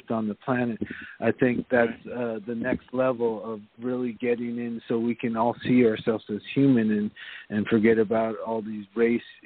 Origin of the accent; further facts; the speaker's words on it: California, United States; I was raised in California, so I'm Japanese American